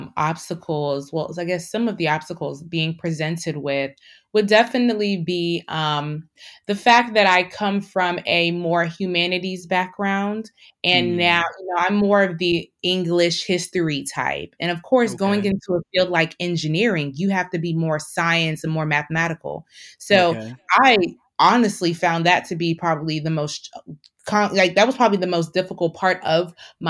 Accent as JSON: {"language": "English", "country": "Nigeria", "said": "I think that being Nigerian also has helped me with the tough skin"}